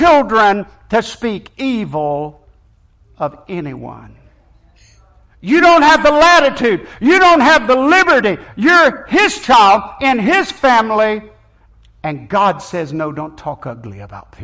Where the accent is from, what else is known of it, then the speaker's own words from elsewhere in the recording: Sopchoppy, Florida, United States; when I was growing up in Sopchoppy, my family was not a sold-out, dedicated Christian family.